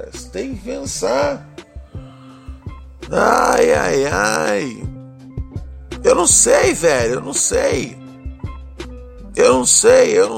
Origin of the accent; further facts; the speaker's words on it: Northeast Region, Brazil; Por favor, solta o pavarote, porque eu sou nordestino, mas meu pai é filho bastardo de um italiano safado.